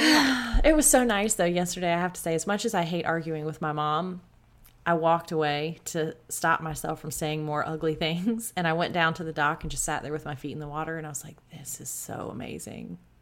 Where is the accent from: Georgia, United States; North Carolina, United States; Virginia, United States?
Georgia, United States; South; I grew up in South Georgia